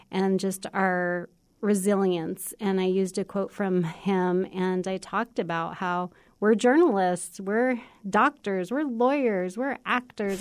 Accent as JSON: {"language": "English", "country": "United States", "tie": "born or raised there", "also_born_or_lived": "Arizona / New Mexico", "said": "I grew up in cities in Arizona and New Mexico"}